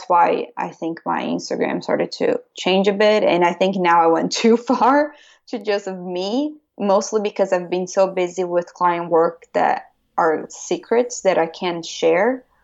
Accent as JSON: {"language": "English", "country": "Brazil", "moved": "yes", "lives_now": "Pennsylvania, United States", "said": "I'm from Brazil"}